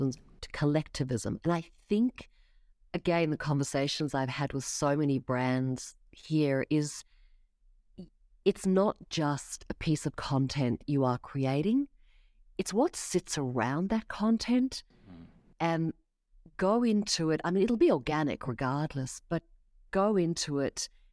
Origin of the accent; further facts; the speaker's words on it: Australia; I know nothing about baseball, Jesse. Come on, I'm from Australia. Throw me a cricket question. Throw me an AFL question.